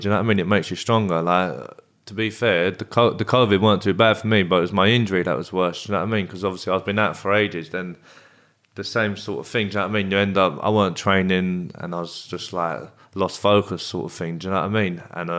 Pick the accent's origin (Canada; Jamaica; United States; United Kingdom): United Kingdom; Bexley, London; I'm from Bexley. I am. Okay. I'm from Bexley, but like, yeah, no, I don't really have no. There's no gangs in that, really.